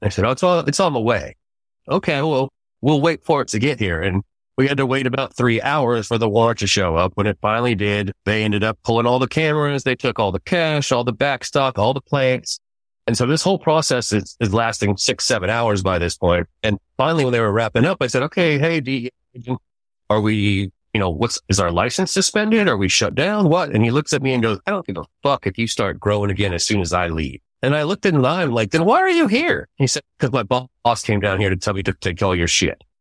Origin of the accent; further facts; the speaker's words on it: Central Texas, United States; I was raised in Wichita High School and college here in Central Texas. I went to Westlake High School